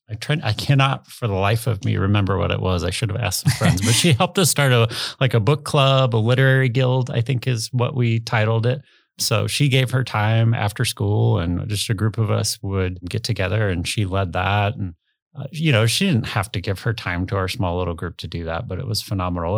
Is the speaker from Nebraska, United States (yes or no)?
yes; Omaha, Nebraska, United States; also born or lived in Arizona / Ralston; I grew up in Dundee, went to Dundee Elementary, then went to Lewis and Clark, and then eventually to Central